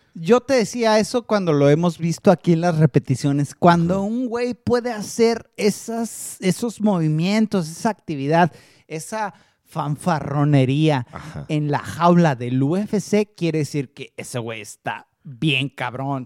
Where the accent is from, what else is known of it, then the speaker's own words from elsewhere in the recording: Mexico; somos los peleadores mexicanos